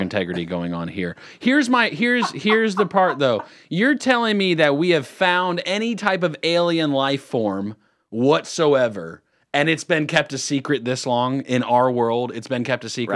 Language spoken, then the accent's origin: English; California, United States; now in Lake Norman, United States; I was born in California.